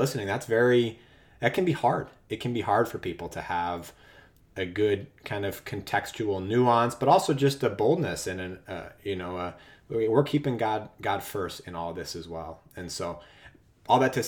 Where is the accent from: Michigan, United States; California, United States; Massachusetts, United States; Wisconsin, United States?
Massachusetts, United States; outside of Boston; also born or lived in Worcester, Massachusetts; I grew up outside of Boston, but I live in Worcester now.